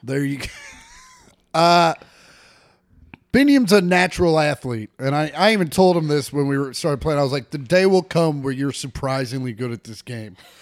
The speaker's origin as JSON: {"language": "English", "town": "De Soto", "region": "Kansas", "country": "United States", "tie": "born or raised there", "moved": "yes", "lives_now": "Los Angeles, United States", "said": "I grew up in DeSoto, out in the sticks"}